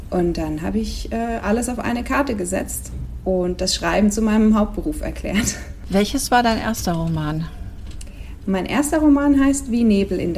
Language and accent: German; Switzerland; now in Spain; seit noch ein paar Jahren mehr lebe ich in Spanien, wohin ich gezogen bin aus der Schweiz. wie man vielleicht manchmal am Akzent hören kann.